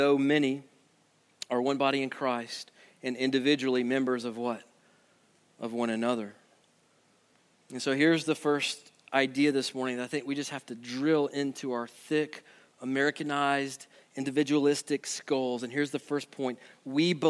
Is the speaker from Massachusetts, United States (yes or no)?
no; Birmingham, Alabama, United States; I grew up in Birmingham